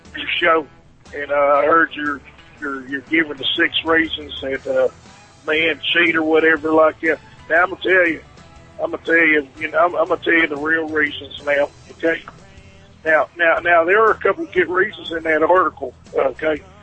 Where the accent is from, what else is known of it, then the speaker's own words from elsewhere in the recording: South Carolina, United States; I'm from South Carolina